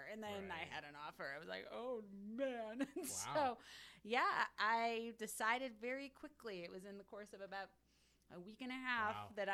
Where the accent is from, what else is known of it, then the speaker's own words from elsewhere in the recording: Crystal Lake, Illinois, United States; moved away as an adult; also born or lived in Phoenix, Arizona; now in Taipei, Taiwan; I grew up in Crystal Lake, Illinois, which is a northwest suburb of Chicago